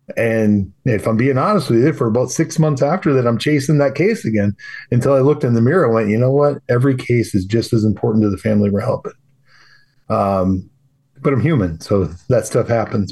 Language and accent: English; Wisconsin, United States; I'm from Wisconsin